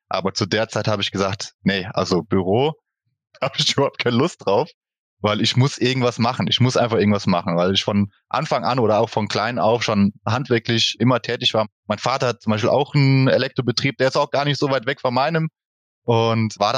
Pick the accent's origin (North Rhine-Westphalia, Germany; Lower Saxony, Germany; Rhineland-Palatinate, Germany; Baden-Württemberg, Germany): Rhineland-Palatinate, Germany; Boppard; now in Emmelshausen, Germany; Ich bin geboren in Bopper, das liegt im Hunsrück, sage ich einfach mal. Also ich komme aus dem schönen Hunsrück. Wir wohnen in Emmelshausen